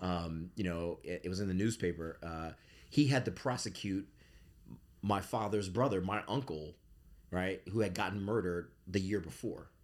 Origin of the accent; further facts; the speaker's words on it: Bridgeport, Connecticut, United States; I grew up in Bridgeport, Connecticut in the eighties.